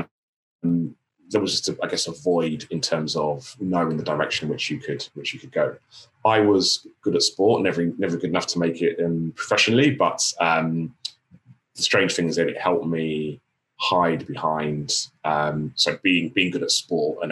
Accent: London, United Kingdom; So I grew up in Tottenham in North London

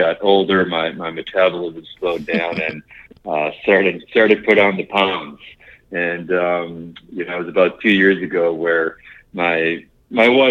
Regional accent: Minneapolis, Minnesota, United States; moved away as an adult; now in Lititz, United States; I wasn't born and raised in Minneapolis area.

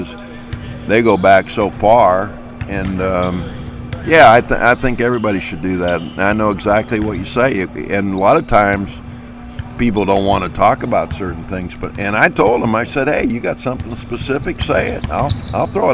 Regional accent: Warren, Ohio, United States; I'm from Warren, Ohio, Northeastern Ohio

